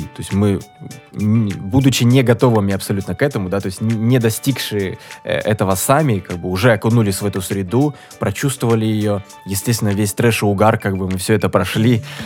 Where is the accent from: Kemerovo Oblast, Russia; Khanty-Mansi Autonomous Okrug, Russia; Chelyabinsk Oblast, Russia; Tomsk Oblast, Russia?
Khanty-Mansi Autonomous Okrug, Russia; Surgut; Мы из Сургута.